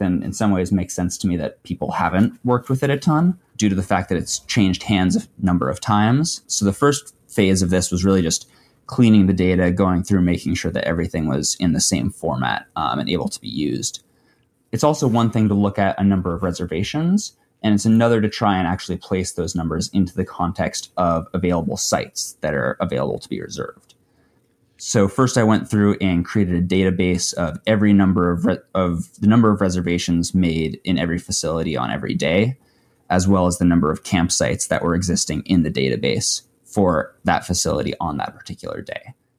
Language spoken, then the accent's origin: English; Wyoming, United States; I grew up in Wyoming